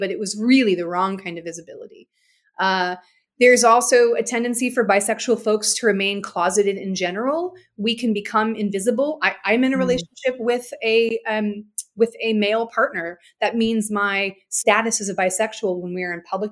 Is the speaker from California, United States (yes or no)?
yes; San Francisco Bay Area, California, United States; growing up in the San Francisco Bay Area